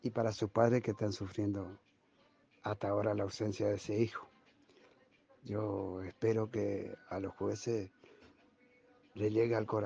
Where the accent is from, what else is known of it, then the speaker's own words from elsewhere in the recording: Villa Ángela, Chaco, Argentina; de Villa Ángela y pido justicia por Maxi Cabaña